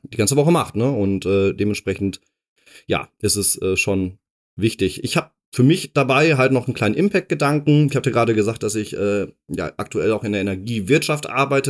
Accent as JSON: {"language": "German", "town": "Dortmund", "region": "North Rhine-Westphalia", "country": "Germany", "tie": "born or raised there", "moved": "yes", "said": "ich komme aus Dortmund ursprünglich. Genau. bin da äh, geboren und aufgewachsen"}